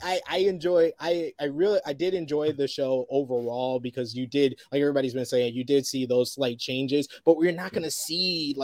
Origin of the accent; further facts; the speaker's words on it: New York City, New York, United States; moved away as an adult; now in United Kingdom; in my hometown of New York City